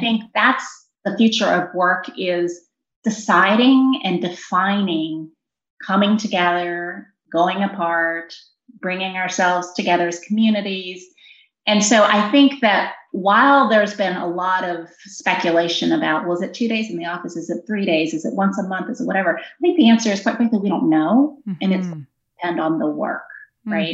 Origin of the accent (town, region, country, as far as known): Virginia, United States; born or raised there